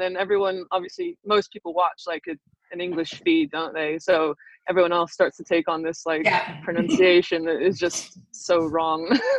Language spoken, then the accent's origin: English; Southern California, United States; moved away as an adult; also born or lived in Sweden / Manchester; my parents are from Manchester originally. My entire family's from England. I was born and raised in Southern California. And then I moved to Sweden after 3 years in the WPS for Sky Blue